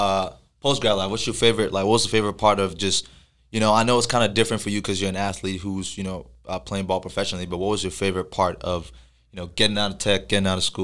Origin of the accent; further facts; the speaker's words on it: Plano, Texas, United States; growing up in Plano, you know, like, a lot of your friends coming out of high school are from Plano.